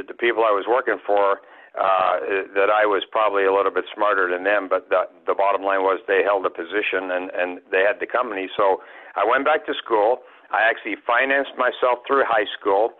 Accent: Canada; also born or lived in England / Kenai, Alaska; now in Alaska, United States; When I was about seven, we came to Canada. I grew up in Canada.

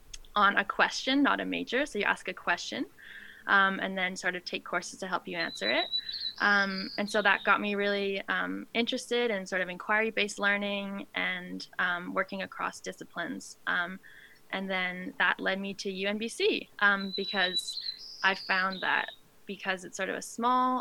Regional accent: Whitehorse, Yukon, Canada; moved away as an adult; also born or lived in Squamish, British Columbia; I grew up in Whitehorse in the Yukon

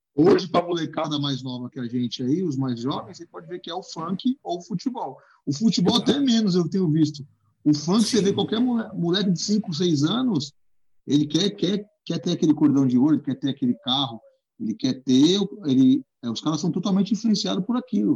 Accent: Guarulhos, São Paulo, Brazil; moved away as an adult; also born or lived in Zona Norte, São Paulo; now in São Paulo, Brazil; sou de Guarulhos, né? Nascido e criado em Guarulhos. Hoje eu tô 10 anos aqui na Zona Norte, mas foi 30 anos de Guarulhos

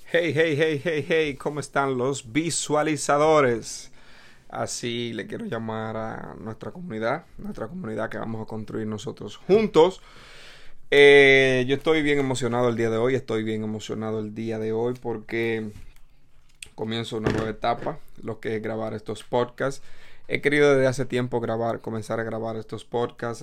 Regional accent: Dominican Republic; now in New York City, United States; soy dominicano

